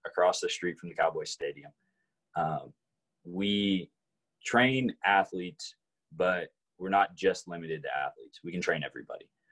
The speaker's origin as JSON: {"language": "English", "town": "Arlington", "region": "Texas", "country": "United States", "tie": "born or raised there", "also_born_or_lived": "Fort Worth, Texas", "said": "grew up in Arlington. Didn't leave Arlington until I guess my freshman year of college."}